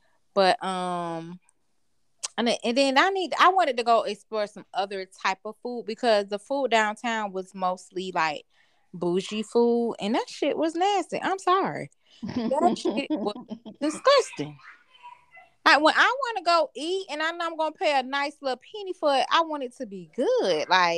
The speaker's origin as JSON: {"language": "English", "town": "Jacksonville", "region": "Florida", "country": "United States", "said": "I ain't from Miami or Orlando. No shit, y'all know. I'm from Duval County. The C. The home of the Jacksonville Jaguars."}